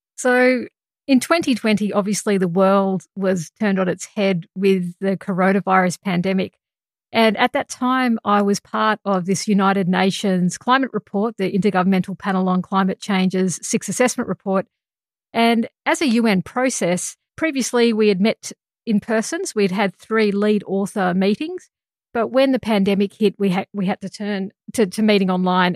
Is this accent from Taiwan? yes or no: no; Australia; And as an Australian scientist